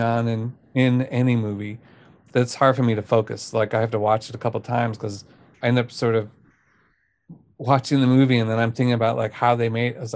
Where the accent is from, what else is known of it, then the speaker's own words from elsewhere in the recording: United States; I grew up near Kansas City, like the small town near Kansas City